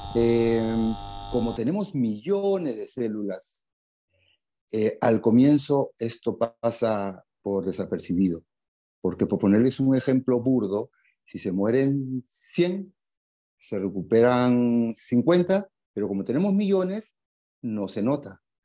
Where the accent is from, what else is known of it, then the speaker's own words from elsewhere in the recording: Lima, Peru; soy de Lima